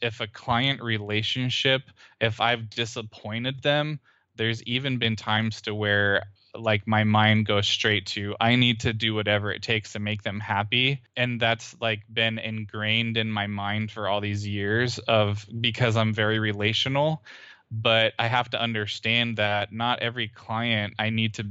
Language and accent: English; Central California, United States; moved away as an adult; now in Houston, United States; we moved in together and lived where I had grown up